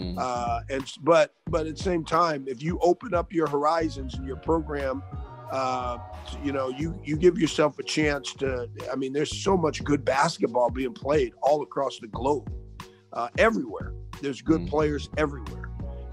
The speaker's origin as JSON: {"language": "English", "region": "Alaska", "country": "United States", "tie": "born or raised there", "moved": "yes", "lives_now": "Tyler, United States", "said": "I grew up in Alaska"}